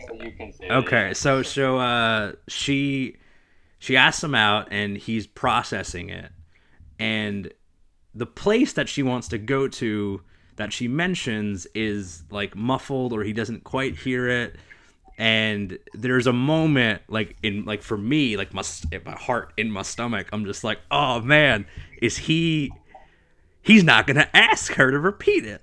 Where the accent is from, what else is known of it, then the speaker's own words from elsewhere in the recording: New Jersey, United States; growing up in Jersey